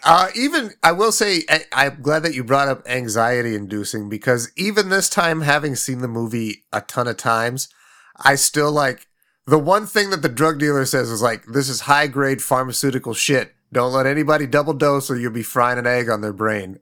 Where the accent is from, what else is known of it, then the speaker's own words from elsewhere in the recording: Midwest, United States; a fucking lazy kid growing up in the Midwest